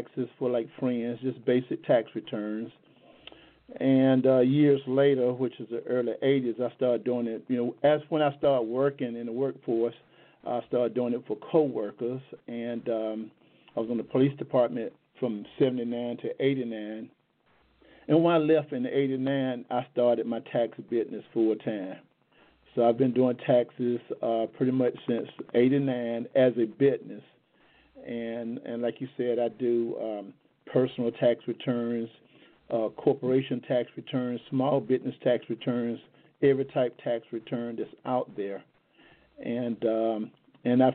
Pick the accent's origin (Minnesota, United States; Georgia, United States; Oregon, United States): Georgia, United States; Macon; I'm from Macon, Georgia